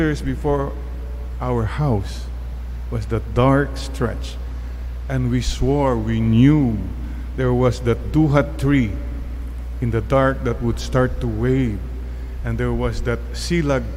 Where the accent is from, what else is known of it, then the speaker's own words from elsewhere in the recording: Bani, Ilocos Region, Philippines; Growing up in Bani, Pangasinan, no electricity